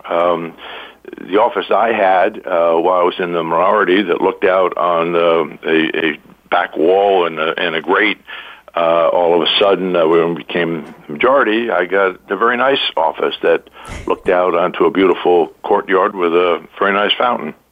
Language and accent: English; New York, United States; I'm originally from New York